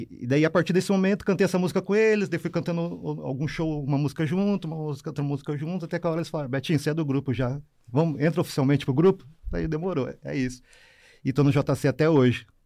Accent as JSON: {"language": "Portuguese", "town": "Curitiba", "region": "Paraná", "country": "Brazil", "tie": "born or raised there", "said": "eu sou nascido e criado no SIC, né? Vila Sabará, e a minha trajetória cultural começa ali mesmo, né?"}